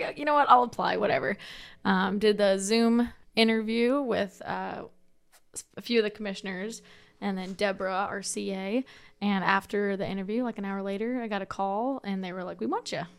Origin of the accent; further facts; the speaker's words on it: Mahaska County, Iowa, United States; I was born and raised in Mahaska.